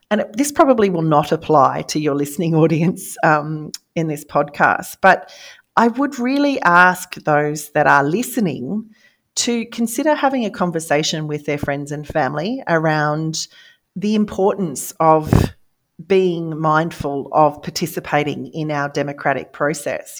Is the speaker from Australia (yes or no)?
yes; Australia; I am Australian